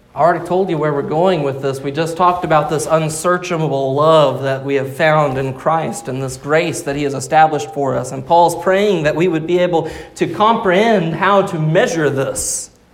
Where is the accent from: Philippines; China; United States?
United States; Arkansas; Growing up in Arkansas